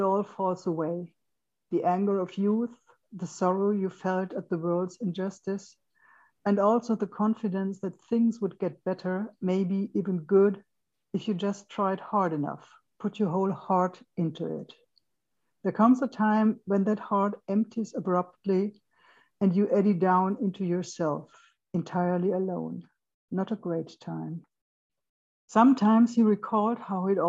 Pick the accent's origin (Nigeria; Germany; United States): Germany; western Germany; English is a second language; in Western Germany, where I grew up in the Federal Republic